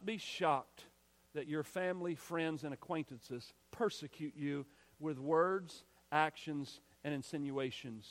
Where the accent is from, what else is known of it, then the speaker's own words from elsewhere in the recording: United States; we're American